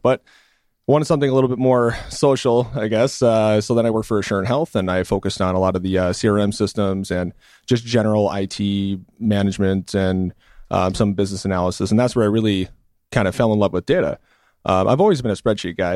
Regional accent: Milwaukee, Wisconsin, United States; also born or lived in California; I grew up in Milwaukee as well

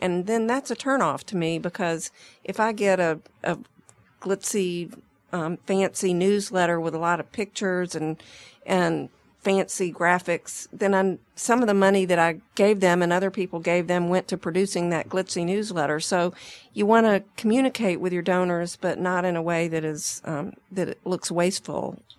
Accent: Atlanta, Georgia, United States; I grew up in Atlanta

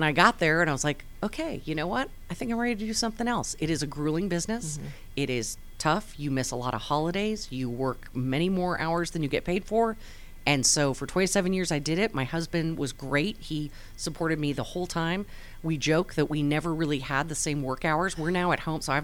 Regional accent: Southern California, United States; moved away as an adult; also born or lived in Pocatello, Idaho; I grew up in Southern California

